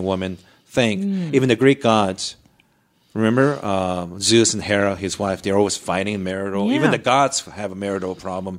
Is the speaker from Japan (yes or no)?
yes; Japan; moved away; my neighborhood when I was growing up in Japan